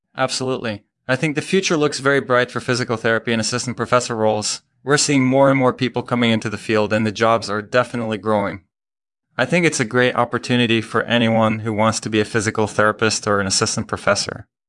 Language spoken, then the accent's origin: English; Belgium; moved away as an adult; also born or lived in Maryland, United States; now in Montreal, Canada; I grew up in Belgium